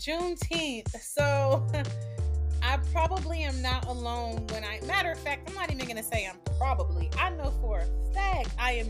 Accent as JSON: {"language": "English", "town": "Augusta", "region": "Georgia", "country": "United States", "tie": "born or raised there", "moved": "yes", "said": "I was born in Augusta, Georgia. I lived in Georgia for a big part of my life"}